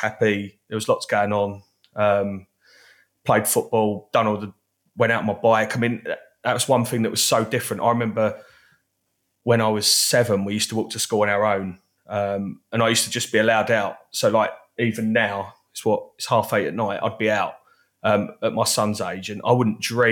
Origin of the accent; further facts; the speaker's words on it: Basildon, East of England, United Kingdom; I was born in Basildon, as most great people are